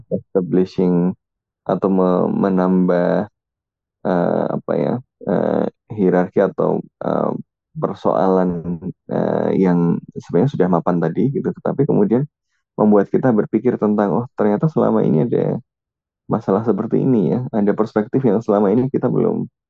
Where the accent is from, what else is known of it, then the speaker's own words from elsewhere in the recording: Java, Indonesia; moved away; also born or lived in Depok; gue orang Jawa